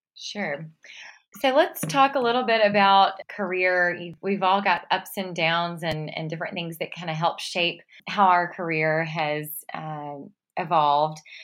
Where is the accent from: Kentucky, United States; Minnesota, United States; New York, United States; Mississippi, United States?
Mississippi, United States; my hometown in Mississippi